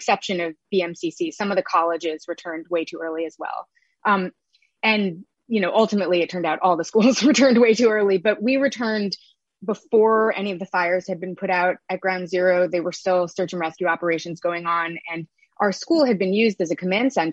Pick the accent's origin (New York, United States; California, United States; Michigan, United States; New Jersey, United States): New York, United States; New York City; I grew up in Chelsea